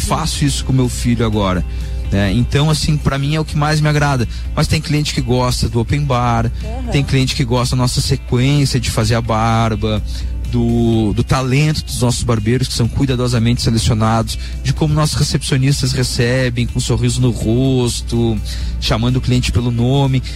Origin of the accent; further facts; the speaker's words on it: Lages, Santa Catarina, Brazil; moved away as an adult; also born or lived in Itajaí / Londrina / Porto Alegre; now in Balneário Camboriú, Brazil; eu sou um lagiano raiz. É... É, atualmente eu, eu saí de Lages, na verdade, em 2004 2005